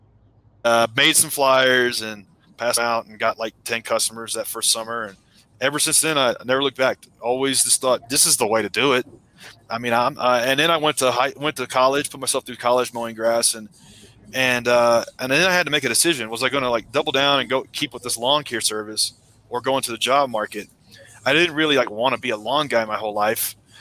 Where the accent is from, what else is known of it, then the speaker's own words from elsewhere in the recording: Middle Tennessee outside of Nashville, United States; I grew up in Middle Tennessee outside of Nashville